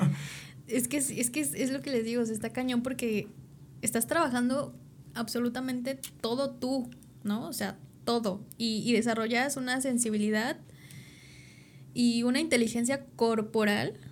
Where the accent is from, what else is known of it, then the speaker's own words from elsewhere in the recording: Tepoztlán, Morelos, Mexico; yo nací en Tepoztlán